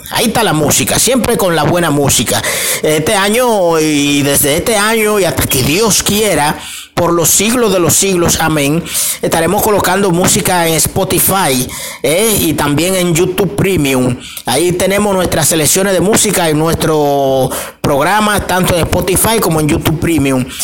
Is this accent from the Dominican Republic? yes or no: yes; Dominican Republic; los 24 de diciembre nosotros como buenos dominicanos eh, ponemos una mesa y le, le hacemos una cena especial a nuestra familia, a nuestros hijos o nuestra madre. Nos criaron con eso, desde que yo era niño